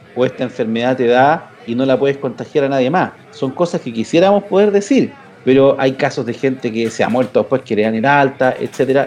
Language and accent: Spanish; Chile; los chilenos acá